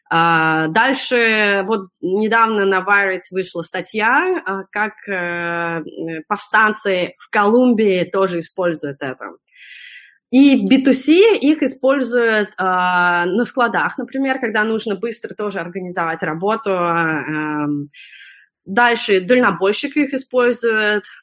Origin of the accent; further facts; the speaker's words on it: Russia; moved away; я когда приехала из России